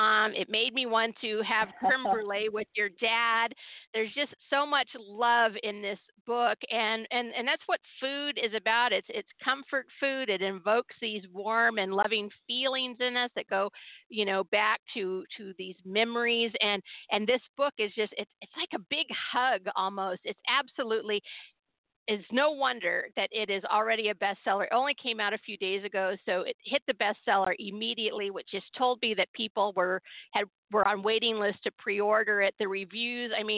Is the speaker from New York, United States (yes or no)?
no; Southern California, United States; I grew up in Southern California